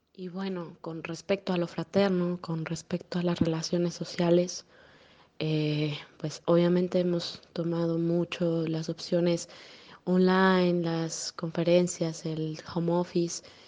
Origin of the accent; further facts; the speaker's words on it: Mexico; also born or lived in Querétaro; Yo soy de México. Vivo en una ciudad muy pequeña, llamada, bueno, relativamente pequeña, llamada Querétaro